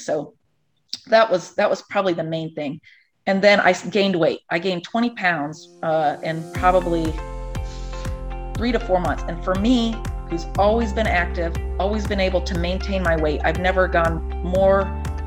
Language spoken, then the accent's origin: English; Ohio, United States; also born or lived in Los Angeles / Chicago; now in North Carolina, United States; I'm from Ohio originally, and I've kind of been all over LA, Chicago